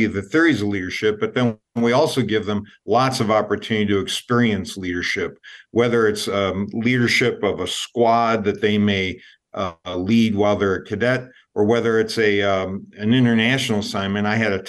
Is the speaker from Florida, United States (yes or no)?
no; Gary, Indiana, United States; I was born in Gary, Indiana, and we were born in a house right across from the U.S. Steel Mill and the Calumet River.